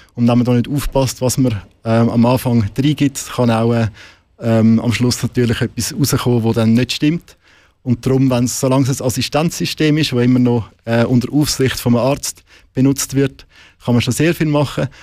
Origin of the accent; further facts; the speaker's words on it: Switzerland; bei uns in der Schweiz